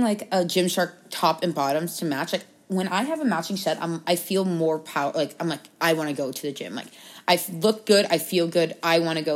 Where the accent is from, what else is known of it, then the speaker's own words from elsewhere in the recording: Boston, Massachusetts, United States; moved away as an adult; now in Arizona, United States; we go to school in Arizona, and I'm from Boston